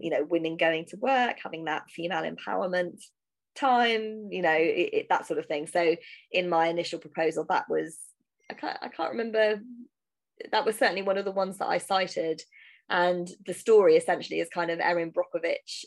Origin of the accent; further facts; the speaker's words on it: United Kingdom; I'm a British writer writing American history